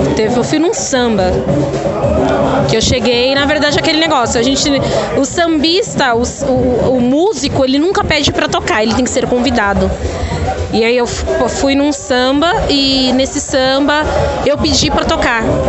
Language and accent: Portuguese; Diadema, São Paulo, Brazil; eu sou de São Paulo, sou de Diadema